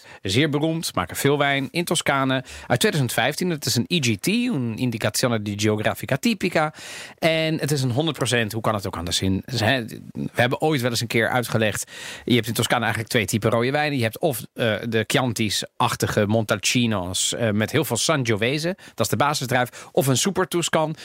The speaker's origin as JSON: {"language": "Dutch", "country": "Netherlands", "tie": "born or raised there", "also_born_or_lived": "Rotterdam", "accent": "Italian", "said": "ik ben opgegroeid in Nederland. Ik heb, misschien, ik heb een Italiaans accent misschien een beetje"}